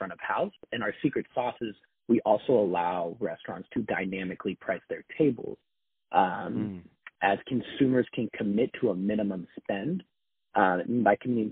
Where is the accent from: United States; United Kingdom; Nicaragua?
United States; Seattle, Washington; also born or lived in Los Angeles; born and raised in Seattle